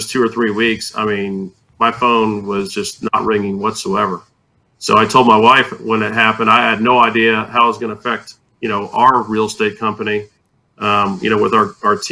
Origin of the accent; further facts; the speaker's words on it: Tampa, Florida, United States; moved away as an adult; now in San Antonio, United States; I grew up in Tampa, Florida, and I got into real estate, and I moved to San Antonio in 2006